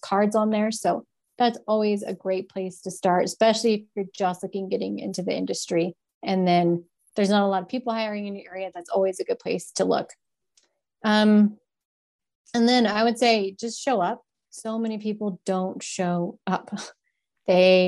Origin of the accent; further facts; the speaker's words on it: Bozeman, Montana, United States; also born or lived in Atlanta, Georgia; I moved up here when I was 10. So I've been here for 27 years.